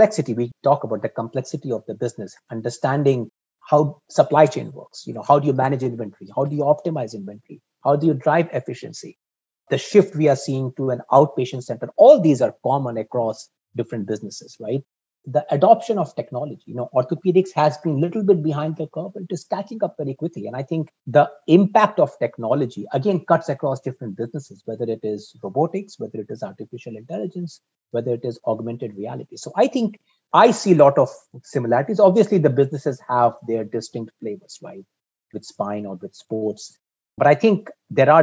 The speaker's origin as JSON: {"language": "English", "country": "India", "tie": "born or raised there", "also_born_or_lived": "Singapore", "moved": "yes", "lives_now": "Boston, United States", "said": "I grew up in India, so I have affinity for Asia Pacific"}